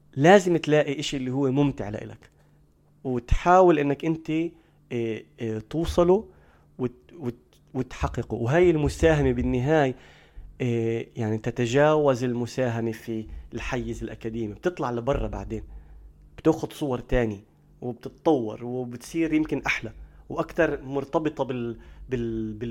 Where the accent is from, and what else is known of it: Palestine